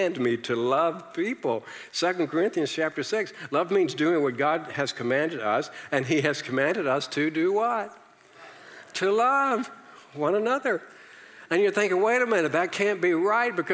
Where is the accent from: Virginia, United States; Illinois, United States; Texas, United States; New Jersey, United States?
Virginia, United States; I came from the South, okay? I'm from Virginia